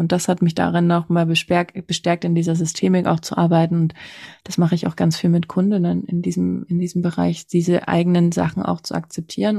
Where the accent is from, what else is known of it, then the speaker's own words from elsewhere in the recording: former East Germany, Germany; Also ich komme aus der ehemaligen DDR.